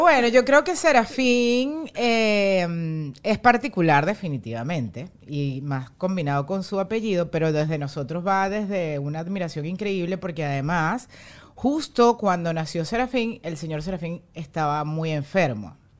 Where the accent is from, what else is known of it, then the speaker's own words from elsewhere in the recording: Venezuela; moved away as an adult; now in United States; Nosotros somos súper venezolanos y fue como que nos tuvimos que ir de Venezuela